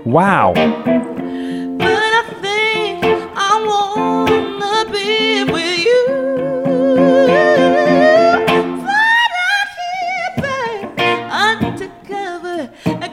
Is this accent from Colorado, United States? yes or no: no; Oakland, California, United States; I'm from Oakland, Berkeley. Grew up on my, like, you know, Adeline and Alcatraz.